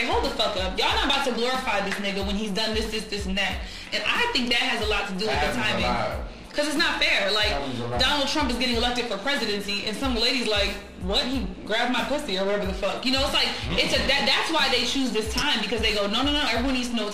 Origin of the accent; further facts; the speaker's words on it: New England, United States; I'm from New England.